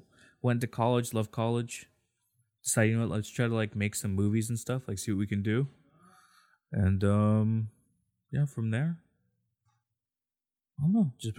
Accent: Anaheim, California, United States; also born or lived in Santa Ana; I was born in Santa Ana. I've lived in Anaheim most of my life.

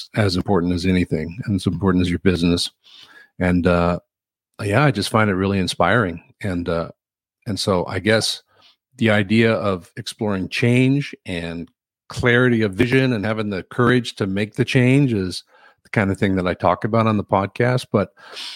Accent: Newfoundland and Labrador, Canada; I'm from Newfoundland

